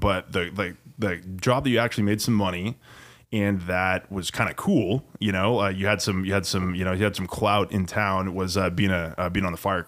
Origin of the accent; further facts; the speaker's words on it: Leavenworth, Washington, United States; moved away as an adult; also born or lived in Wenatchee; now in Seattle, United States; although I have a 509 area code, I was born and raised in Leavenworth. My mom is like fifth generation there, I think, in the 1890s or something like that.